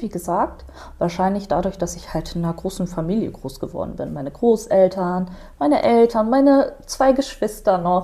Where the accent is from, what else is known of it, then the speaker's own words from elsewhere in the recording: Germany; bin in Deutschland geboren, ich bin hier aufgewachsen